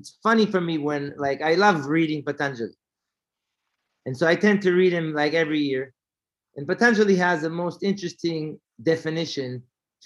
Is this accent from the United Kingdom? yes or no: no; Israel; moved away; also born or lived in North Carolina; I was from Israel